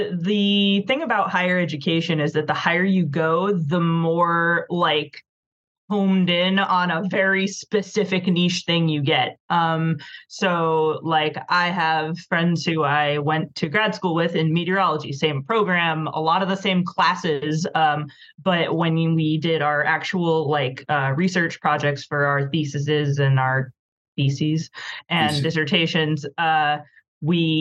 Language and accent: English; Rhode Island, United States; I'm from Rhode Island, I live here again now